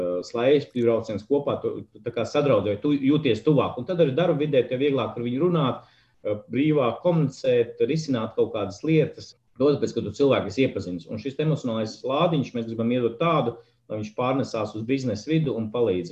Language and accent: Latvian; Saldus, Saldus Municipality, Latvia; now in Riga, Latvia; no kurienes nāku. Īsmā no lieliskas mazpilsētas, pilsētas saldus, bet tā es esmu Rīgā